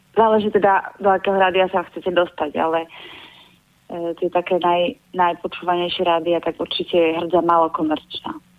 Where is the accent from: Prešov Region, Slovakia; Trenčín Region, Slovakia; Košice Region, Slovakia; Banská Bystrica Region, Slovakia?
Košice Region, Slovakia; Kysak; ja som z Kisaku